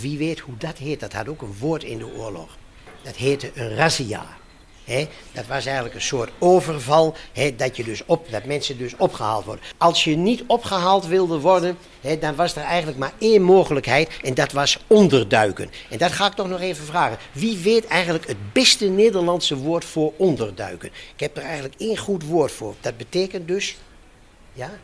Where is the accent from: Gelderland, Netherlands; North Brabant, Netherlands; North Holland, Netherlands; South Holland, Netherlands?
Gelderland, Netherlands; Varsseveld; Ik kom uit Varsseveld en daar kende bijna iedereen, kende, kende elkaar daar en ze, en ze wisten wel wie je was